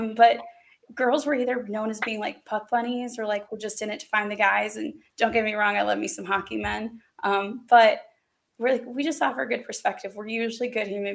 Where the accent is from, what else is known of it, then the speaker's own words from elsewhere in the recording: Arizona, United States; now in Raleigh, United States; A local here in Raleigh, North Carolina. Now I'm from Arizona originally, which is weirdly enough the place I learned to play ice hockey